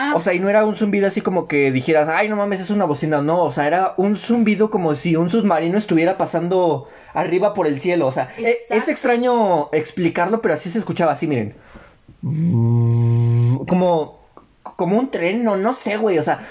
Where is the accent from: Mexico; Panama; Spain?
Mexico; somos mexicanos todos